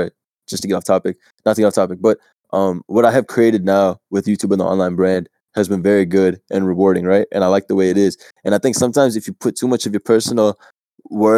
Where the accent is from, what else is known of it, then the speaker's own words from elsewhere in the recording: Chicago, Illinois, United States; I'm from Chicago